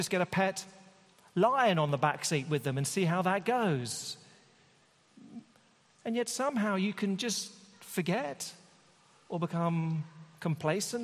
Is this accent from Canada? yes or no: no; United Kingdom; being a Brit